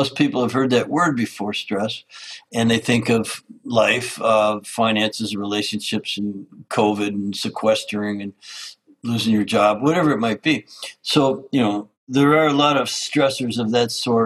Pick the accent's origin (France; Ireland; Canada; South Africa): Canada; I grew up in Canada as an outdoors lover